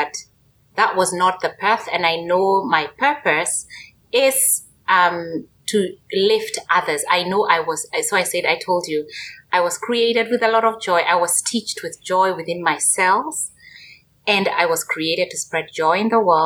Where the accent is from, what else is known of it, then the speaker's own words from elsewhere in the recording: Kenya; moved away as an adult; born and raised in Kenya, in Africa